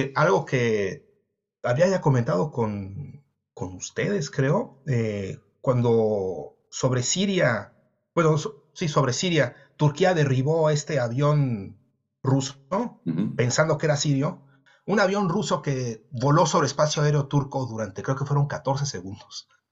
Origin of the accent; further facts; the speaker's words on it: Mexico; moved away; also born or lived in Europe; yo soy mexicano